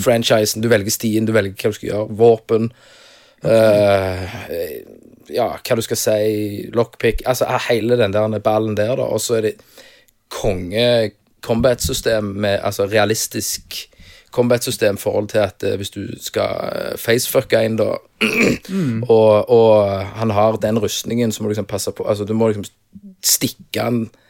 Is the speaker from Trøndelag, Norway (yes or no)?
no; Stavanger, Rogaland, Norway; accent: Stavangersk